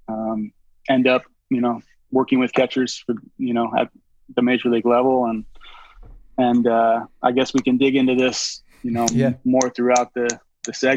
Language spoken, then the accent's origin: English; Roslyn, Washington, United States; I grew up in a really small town named Roslyn, Washington. It's about 90 minutes east of Seattle